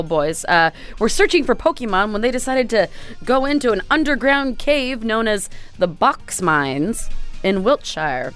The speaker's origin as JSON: {"language": "English", "area": "Whidbey Island", "region": "Washington", "country": "United States", "tie": "born or raised there", "said": "I grew up on Whidbey Island"}